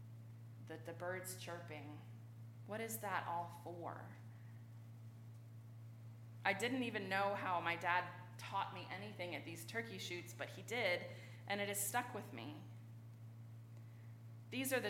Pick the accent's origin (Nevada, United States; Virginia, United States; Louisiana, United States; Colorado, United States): Virginia, United States; Richmond; I grew up in Richmond.